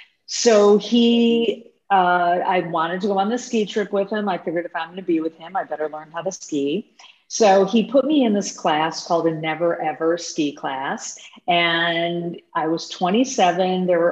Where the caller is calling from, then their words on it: Chicago, Illinois, United States; Today, I'm zooming in from Chicago.